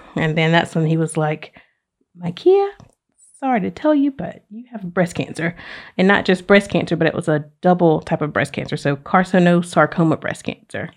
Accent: Oxford, Alabama, United States; moved away as an adult; now in Pensacola, United States; I am originally from Oxford, Alabama

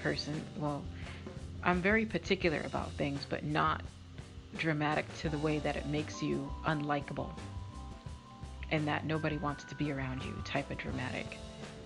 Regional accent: Massachusetts, United States; I'm from Massachusetts or New England. We're very, very strong with our words.

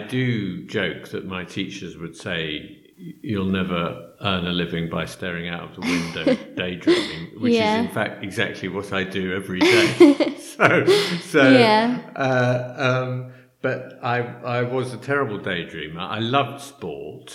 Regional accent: London, United Kingdom; I grew up in London. Yeah. And I've lived in London all my life, really

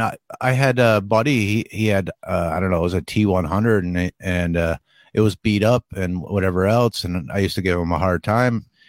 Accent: Northeast, United States; moved away; I'm from the Northeast

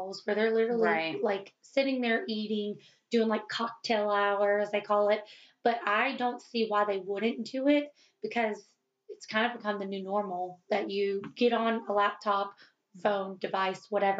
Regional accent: the South, United States; accent: Southern twang; you can hear the Southern twang

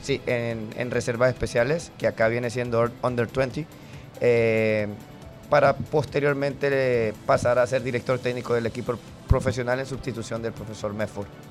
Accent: La Ceiba, Atlántida, Honduras; moved away as an adult; now in Indianapolis, United States; soy de La Ceiba, Honduras

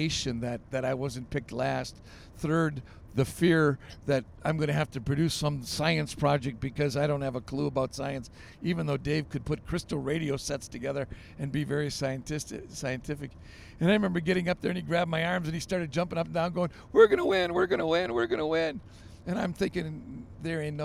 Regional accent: Grand Haven, Michigan, United States; my hometown of Grand Haven, Michigan

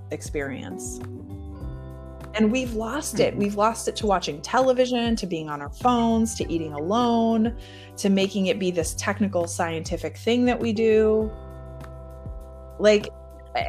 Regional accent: Michigan, United States; I grew up in Michigan

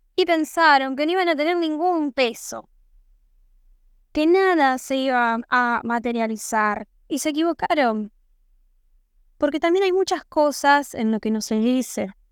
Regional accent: Santo Tomé, Argentina; soy de Santo Tomé

